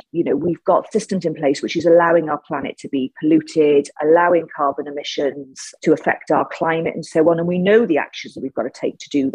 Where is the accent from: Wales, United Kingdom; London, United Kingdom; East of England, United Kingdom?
Wales, United Kingdom; Cardiff; I was born in Ely. I grew up in a place called Ely in Cardiff